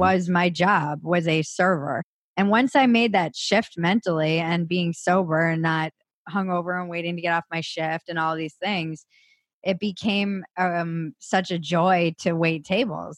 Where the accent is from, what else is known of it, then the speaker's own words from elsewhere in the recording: East Coast, United States; I come from a big family, Irish Catholic, East Coast